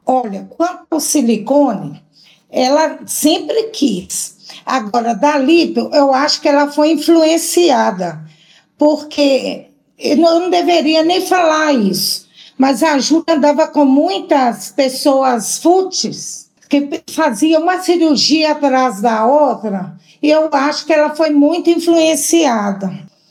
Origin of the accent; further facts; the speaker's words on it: João Monlevade, Minas Gerais, Brazil; Nós somos de João Levade